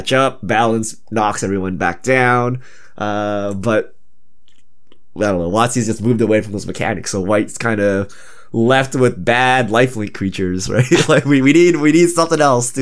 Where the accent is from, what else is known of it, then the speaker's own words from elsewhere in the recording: Canada; So I'm Canadian. So I grew up in Canada